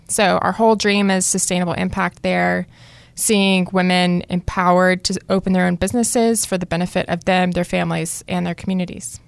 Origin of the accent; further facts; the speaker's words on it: Cary, North Carolina, United States; also born or lived in Fuquay-Varina, North Carolina; I grew up here in Cary, North Carolina. I'm now living in Fuquay